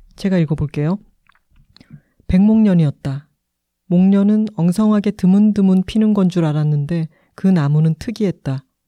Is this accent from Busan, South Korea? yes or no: yes; Busan, South Korea; now in Seoul, South Korea; 저희 고향인 부산에 갈 때도